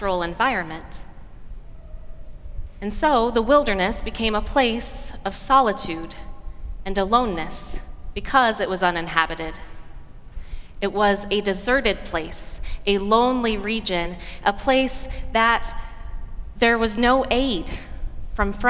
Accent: Oregon, United States; an Oregonian woman from my home state

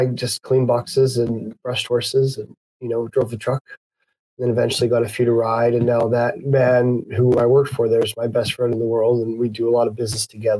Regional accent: Calgary, Alberta, Canada; born or raised there; moved away; also born or lived in Ireland

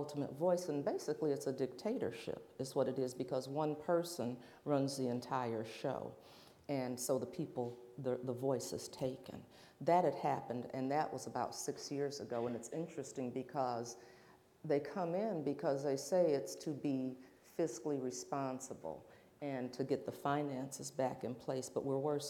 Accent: Flint, Michigan, United States; growing up in Flint, Michigan, we were Buick City

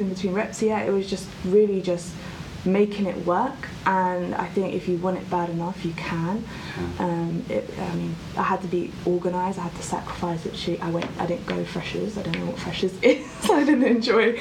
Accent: Croydon, London, United Kingdom; I grew up in Croydon, um, South London

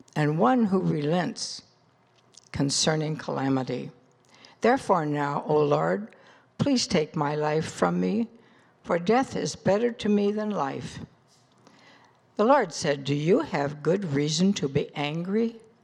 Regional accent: Des Moines, Iowa, United States; I was born in Des Moines, Iowa in nineteen thirty

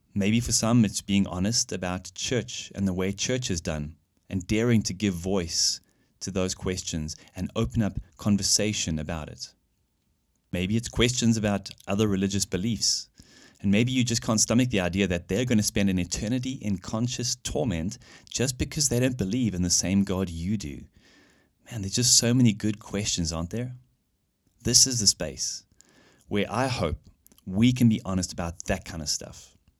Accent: South Africa; moved away as an adult; now in Germany; I grew up in South Africa, where I studied and worked as an engineer

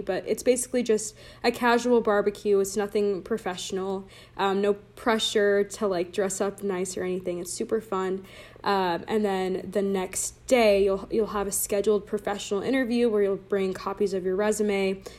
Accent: Laguna Niguel, California, United States; I am from Laguna Niguel, California, so stayed in Orange County for college, uh, went to high school in Orange County

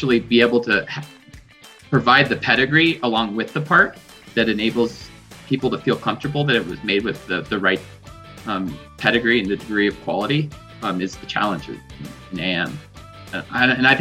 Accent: Boulder, Colorado, United States; also born or lived in Sturgis, South Dakota; I grew up in Boulder, Colorado

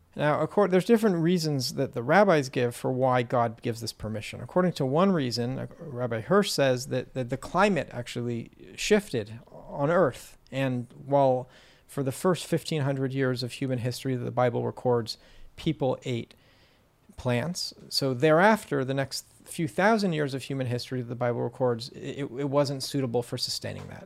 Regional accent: California, United States; I grew up in California

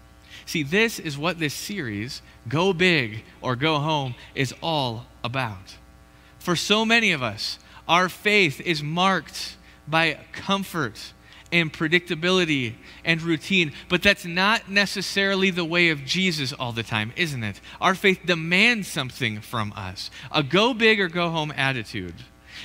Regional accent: Michigan, United States; now in Idaho, United States; Woo, winter in Idaho. We're from Michigan. We're a big deal. We've done this before, you know?

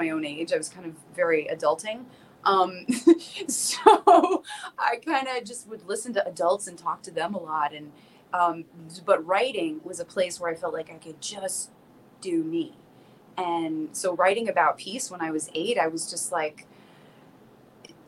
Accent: South Florida, United States; moved away; I'm originally from South Florida

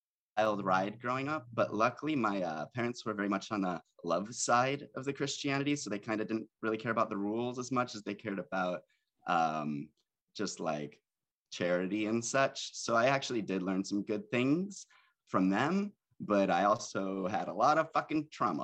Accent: Buffalo, New York, United States; moved away as an adult; also born or lived in Chicago; now in Los Angeles, United States; All right, so I'm from Buffalo, New York. And I moved to Chicago for college.

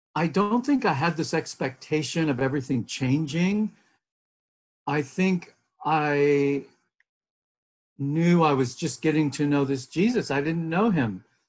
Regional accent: a beach town in Southern California, United States; I'm Californian, and so uh, very much sort of a child of that soil and, you know, the blessing and the challenges of growing up in a beach town in Southern California

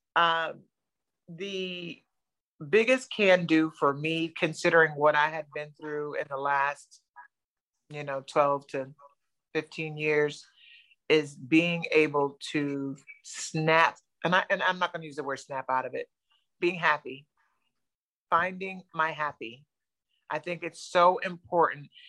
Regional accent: New Jersey, United States; moved away as an adult; now in Florida, United States; I'm originally from New Jersey, Jersey girl

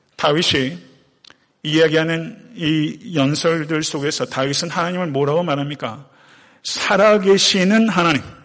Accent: Buyeo, South Chungcheong, South Korea; moved away; 제 고향 부여에도 이런 작은 개울들이 많아요.

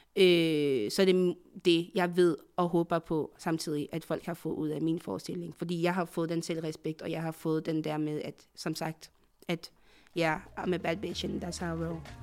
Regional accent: Côte d’Ivoire; now in Denmark; jeg er fra Afrika, jeg er fra, fra fra Elfenbenskysten

